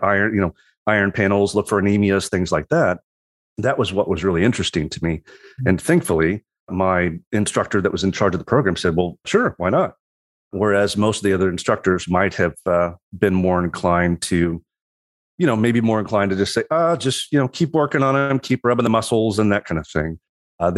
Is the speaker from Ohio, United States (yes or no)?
no; Southwest Missouri, United States; moved away; also born or lived in Colorado / St. Louis; I grew up in Southwest Missouri